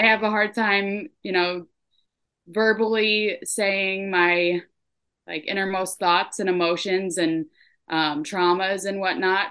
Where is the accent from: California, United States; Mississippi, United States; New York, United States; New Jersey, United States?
New York, United States; Troy; moved away as an adult; also born or lived in Burlington, Vermont; now in Vermont, United States; I was born in Troy, New York. I ended up in Vermont in 2018